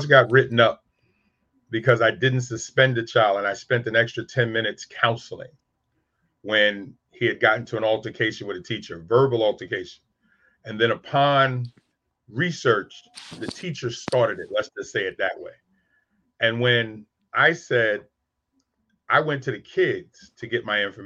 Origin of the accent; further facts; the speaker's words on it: New York City, New York, United States; I'm from South Jamaica, Queens, and 40 Project, one of the worst projects in New York